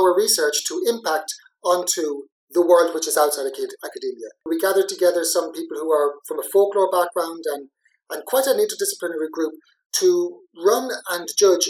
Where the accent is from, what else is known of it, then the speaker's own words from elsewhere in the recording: Athlone, Leinster, Ireland; moved away as an adult; also born or lived in Graz, Austria / Liverpool / Dublin; now in Coventry, United Kingdom; living in Dublin, I didn't really feel I had any authority or right to. Dublin can do with their statues what they want. But this statue was on the way to my hometown, Athlone.